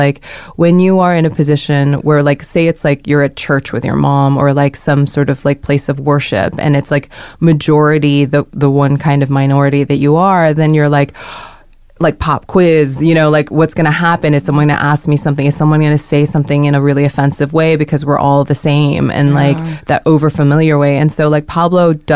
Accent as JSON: {"language": "English", "country": "Hong Kong", "tie": "born or raised there", "moved": "yes", "said": "I grew up in Hong Kong as a Korean, like going to British school"}